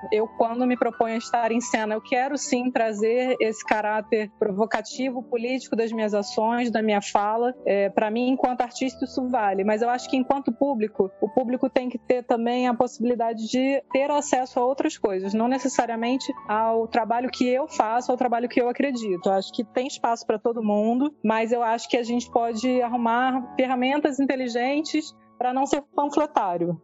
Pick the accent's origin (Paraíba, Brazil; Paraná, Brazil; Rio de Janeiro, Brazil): Rio de Janeiro, Brazil; Baixada Fluminense; moved away; eu fui moradora da Baixada, nasci na Baixada